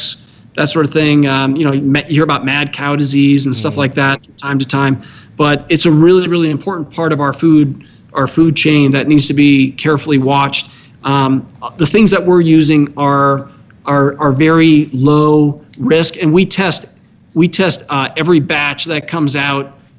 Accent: Washington, United States; moved away; also born or lived in East Coast / Maryland; I grew up out in Washington State.

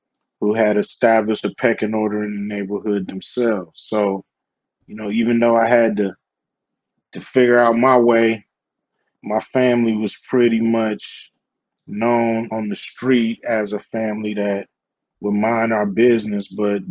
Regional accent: Los Angeles, California, United States; I grew up in South Central Los Angeles

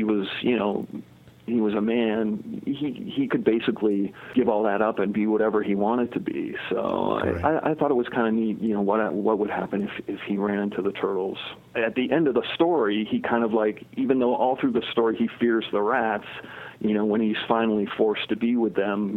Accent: Connecticut, United States; I grew up in Connecticut

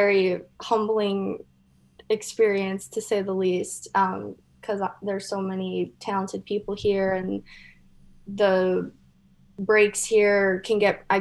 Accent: Michigan, United States; moved away as an adult; now in Hawaii, United States; I'm from Michigan, and I actually didn't know that there was surf in Michigan until I left Michigan and moved to Hawaii.

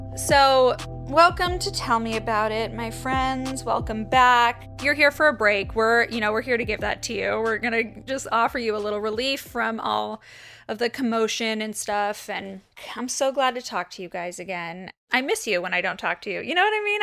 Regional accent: Los Angeles, California, United States; So my entire childhood, I grew up right across the street

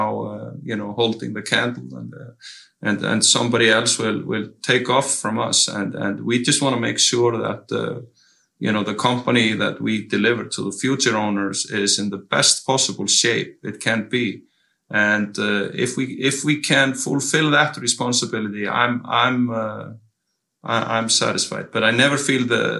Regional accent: Iceland; English is a second language; moved away as an adult; also born or lived in San Diego, United States; I'm born and raised in Iceland, and even though I lived 9 years of my life somewhere else, I love being here

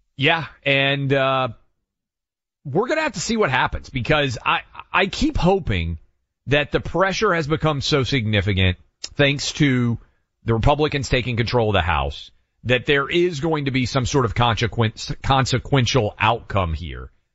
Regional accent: Tennessee, United States; This is my home state

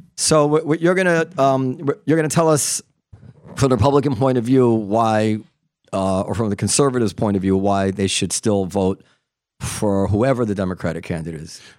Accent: New York, United States; growing up in New York in the nineties

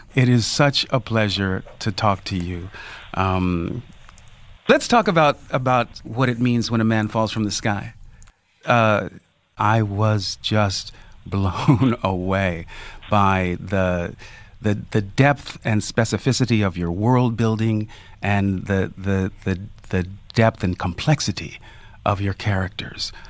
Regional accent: Northern California, United States; as a young black kid growing up in Northern California

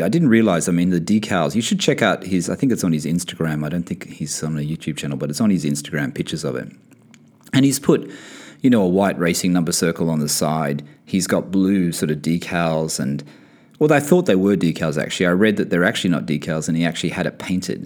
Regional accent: Australia; moved away as an adult; now in Bahrain; I'm from Australia and, and I'm currently based in Bahrain for work

